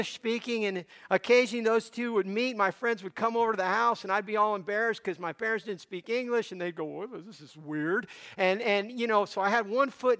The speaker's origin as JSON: {"language": "English", "town": "Miami", "region": "Florida", "country": "United States", "tie": "born or raised there", "also_born_or_lived": "Cuba", "said": "I grew up in Miami, Florida"}